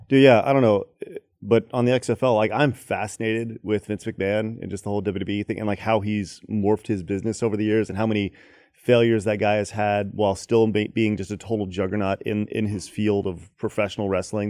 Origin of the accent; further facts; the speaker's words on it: Dallas, Texas, United States; also born or lived in Los Angeles / Orlando; I'm Texan, through and through